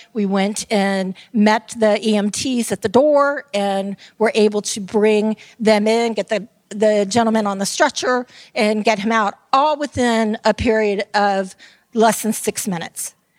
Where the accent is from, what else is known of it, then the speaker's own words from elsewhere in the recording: Tampa, Florida, United States; I am from Tampa, Florida, and I am called a Tampeno.